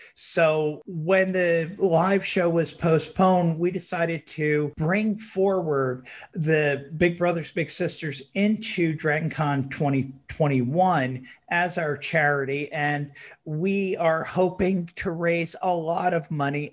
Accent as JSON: {"language": "English", "region": "New York area", "country": "United States", "tie": "born or raised there", "said": "When, when I was a little kid, I grew up in the New York area"}